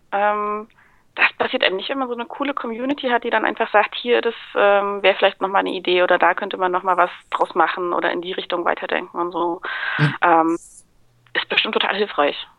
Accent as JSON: {"language": "German", "region": "Thuringia", "country": "Germany", "moved": "yes", "lives_now": "Stuttgart, Germany", "said": "Ansonsten komme ich gar nicht aus Stuttgart eigentlich. Ich äh, lebe und arbeite hier nur mittlerweile. Ich komme aus dem schönen Thüringen."}